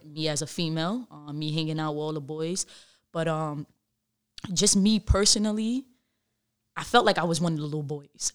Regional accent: New York City, New York, United States; I grew up in the Bronx.

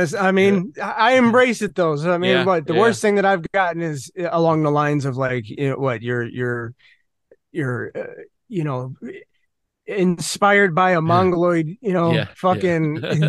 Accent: Crystal Lake, Illinois, United States; I grew up in Crystal Lake, Illinois.

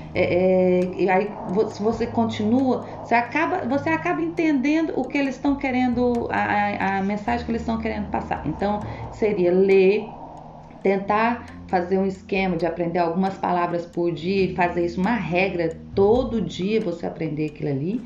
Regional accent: Goiânia, Goiás, Brazil; moved away as an adult; now in Belgium; eu sou de Goiânia

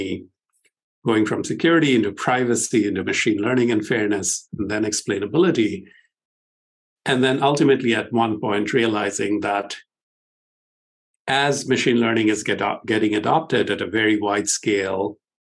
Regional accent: India; moved away as an adult; also born or lived in Stanford / Pittsburgh; I grew up in India

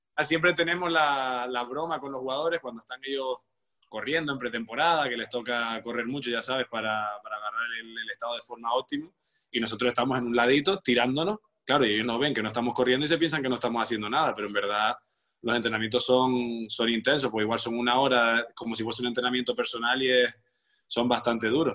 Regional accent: Tenerife, Canary Islands, Spain; moved away as an adult; also born or lived in Caracas, Venezuela / Madrid; mi tierra que bueno donde me crié

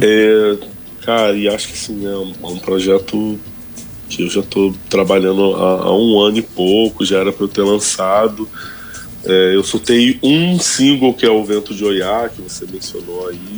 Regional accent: Rio de Janeiro, Brazil; also born or lived in Vidigal, Rio de Janeiro / Campo Grande, Zona Oeste, Rio de Janeiro; Eu sou nascido e criado no Complexo da Pedreira

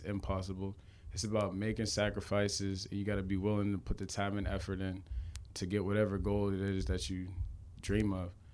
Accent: McKees Rocks, Pennsylvania, United States; I'm from McKees Rocks, Pennsylvania. That's a, a small town in Pittsburgh

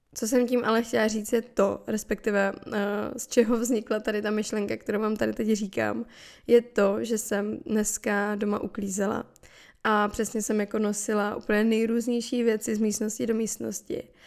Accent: Moravia, Czechia; u nás na Moravě se říká

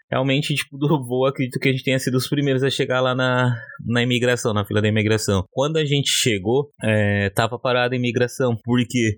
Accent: São Paulo, Brazil; moved away as an adult; now in Limerick, Ireland; Sou de São Paulo. É, hoje eu moro aqui em Limerick

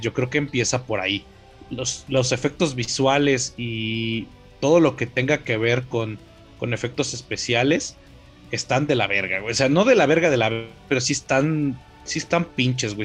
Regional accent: Mexico; La mayoría de los mexicanos nos hacemos pendejos con que nuestra sociedad es

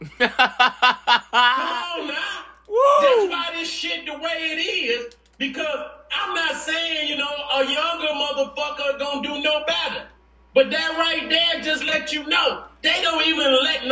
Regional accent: Detroit, Michigan, United States; I come from Detroit

